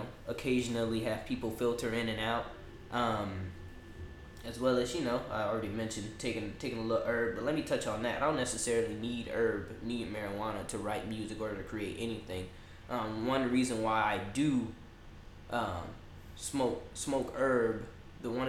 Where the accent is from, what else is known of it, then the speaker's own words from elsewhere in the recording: New Orleans, Louisiana, United States; now in Texas, United States; New Orleans, Louisiana born